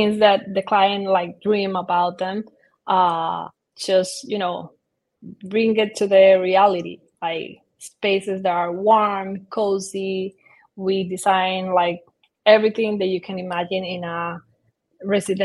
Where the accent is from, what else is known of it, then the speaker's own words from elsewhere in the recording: Dominican Republic; moved away as an adult; also born or lived in Barcelona; I'm originally from Dominican Republic, and I study architectural there